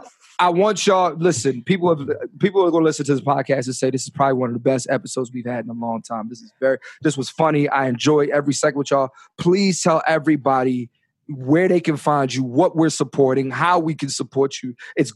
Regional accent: Philadelphia, Pennsylvania, United States; born or raised there

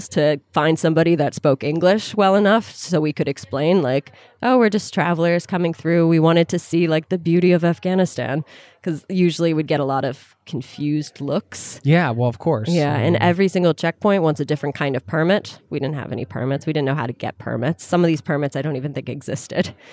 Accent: United States; moved away; also born or lived in Sudan; I'm an American tourist.

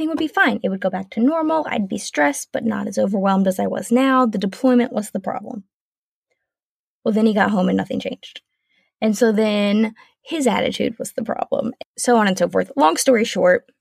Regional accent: South Carolina, United States; moved away as an adult; now in Washington State, United States; We are originally from South Carolina, so it was a huge move

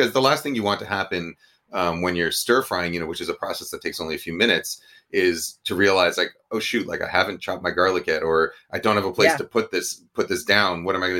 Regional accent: New York, United States; One that's sort of the Chinese American version that I grew up with in New York.

